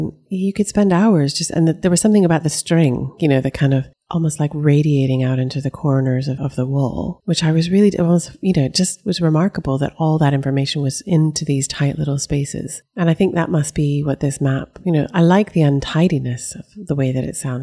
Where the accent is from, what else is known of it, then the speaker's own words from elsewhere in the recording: East Coast, United States; as an American who grew up on the East Coast